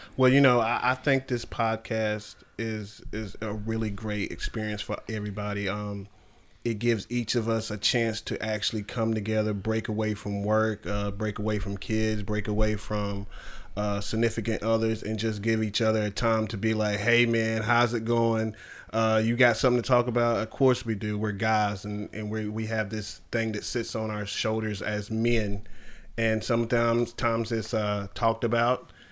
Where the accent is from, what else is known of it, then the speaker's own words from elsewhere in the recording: United States; also born or lived in New York; New York gave me and Carolina raised me. Um, I grew up here my whole life